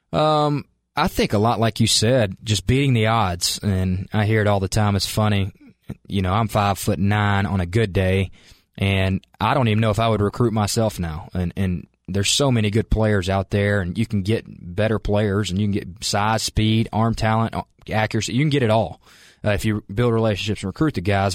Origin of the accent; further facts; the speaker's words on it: Calhoun, Georgia, United States; moved away as an adult; also born or lived in Macon, Georgia; now in Cookeville, United States; I grew up in Calhoun, Georgia, which is about two hours from here